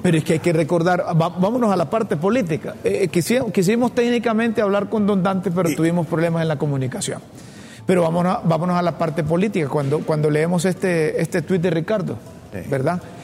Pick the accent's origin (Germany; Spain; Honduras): Honduras; nosotros como hondureños